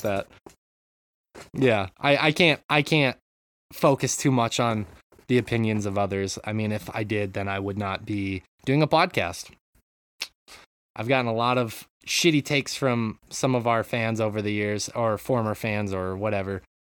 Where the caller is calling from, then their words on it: Japan; I'm calling in from Japan